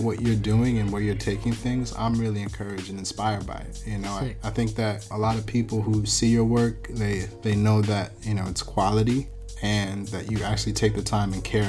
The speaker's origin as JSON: {"language": "English", "town": "Buffalo", "region": "New York", "country": "United States", "tie": "born or raised there", "said": "I was born in Buffalo, so it's not too far from Toronto."}